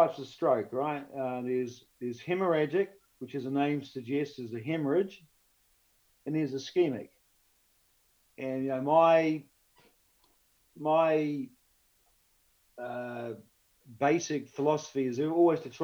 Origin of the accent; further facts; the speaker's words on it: New Zealand; being a New Zealander